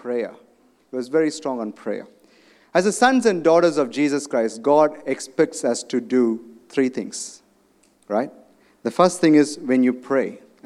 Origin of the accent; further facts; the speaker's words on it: India; moved away; I come from India.